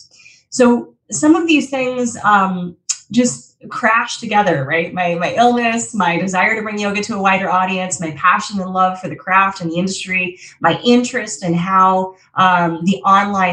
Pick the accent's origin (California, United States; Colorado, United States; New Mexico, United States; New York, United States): Colorado, United States; moved away; I'm originally from Colorado, so I used to teach in Denver a lot.